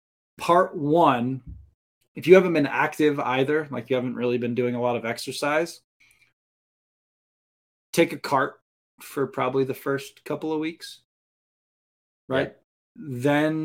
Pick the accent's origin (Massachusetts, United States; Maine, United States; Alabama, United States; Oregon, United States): Maine, United States; Listen, you're preaching to the choir here. I mean, I grew up in Maine.